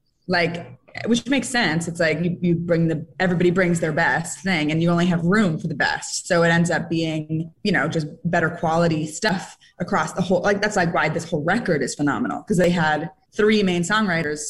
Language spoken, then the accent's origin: English; San Francisco, California, United States; I'm from San Francisco.